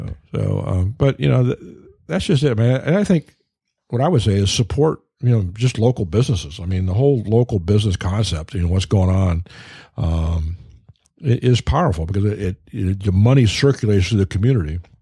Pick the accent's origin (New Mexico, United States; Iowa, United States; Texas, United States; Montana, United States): Iowa, United States; now in Detroit, United States; I grew up out in Iowa